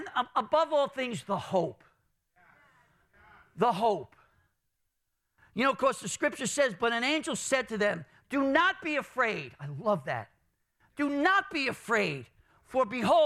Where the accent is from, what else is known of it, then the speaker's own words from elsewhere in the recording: New York City, New York, United States; growing up in Brooklyn, my family, I remember, we used to get the bacalao